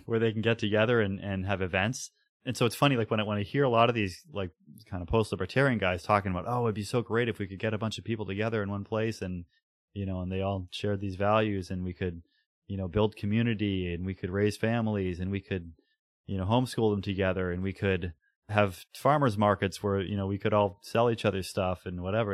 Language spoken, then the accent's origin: English; New Hampshire, United States; you and I were born and raised in New Hampshire